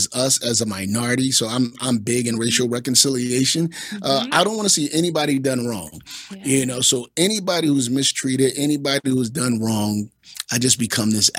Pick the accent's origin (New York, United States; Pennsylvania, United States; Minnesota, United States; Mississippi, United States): Pennsylvania, United States; Philadelphia; I'm from North Philly. I'm from 25th and Allegheny. I grew up in the hood